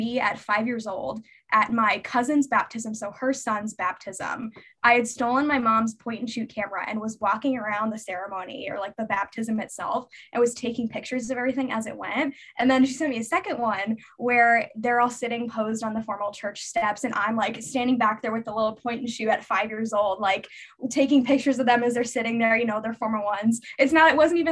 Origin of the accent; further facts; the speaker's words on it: Lincoln, Nebraska, United States; moved away as an adult; now in Chicago, United States; I'm originally from Nebraska, Lincoln, Nebraska specifically